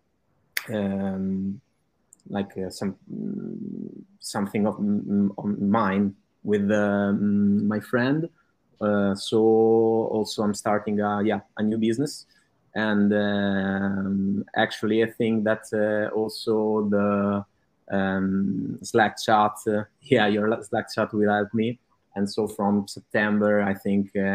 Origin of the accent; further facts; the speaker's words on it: Italy; English is a second language; I'm from Italy and I live in Italy